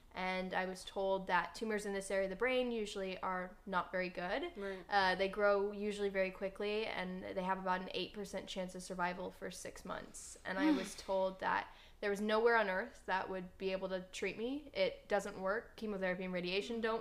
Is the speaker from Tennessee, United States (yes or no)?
no; Minnesota, United States; now in Los Angeles, United States; I'm from Minnesota originally, and when I was 13 years old